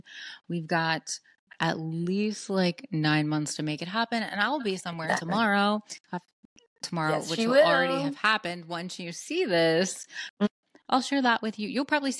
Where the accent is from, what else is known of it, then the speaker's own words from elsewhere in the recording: West Virginia, United States; I'm from West Virginia. You guys might not know what that means, but like, it means everyone's a Trump fan in my family.